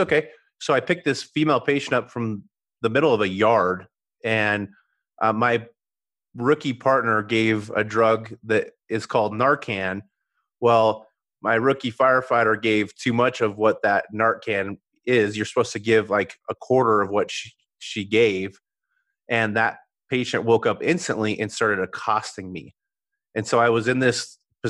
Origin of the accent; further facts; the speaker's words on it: Colorado, United States; I'm a Colorado native, born and raised in Colorado